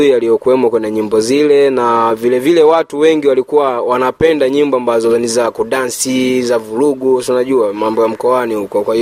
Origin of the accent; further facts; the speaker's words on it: Kigoma, Tanzania; born there; Mimi nimezaliwa Kigoma mjini, uh, kata kijiji kimoja kinaitwa Kwaga, ndo nilipozaliwa Tanzania, wilani ya Kasulu.